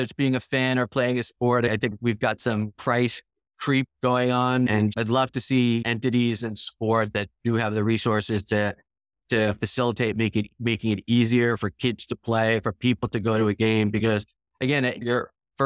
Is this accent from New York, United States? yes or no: yes; Long Island, New York, United States; I grew up on Long Island, the town I grew up in, the girls' soccer team at my high school is exceptional.